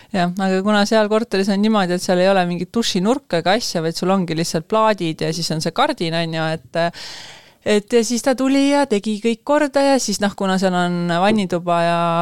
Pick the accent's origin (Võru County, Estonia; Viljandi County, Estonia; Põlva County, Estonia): Võru County, Estonia; Võru; now in Tallinn, Estonia; ma tegelikult olen pärit Võrust, ma ei ole Tallinnast